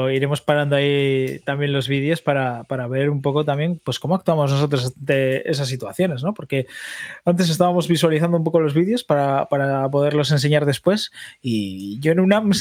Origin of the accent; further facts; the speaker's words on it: Cantabria, Spain; Yo soy cántabro.